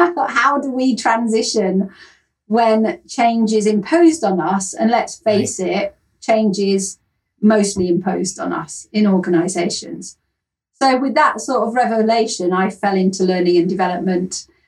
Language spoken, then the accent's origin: English; Yorkshire and the Humber, United Kingdom; accent: Yorkshire; But originally I come from Yorkshire in the north of England, which is really where my heart is. Sorry, Kent.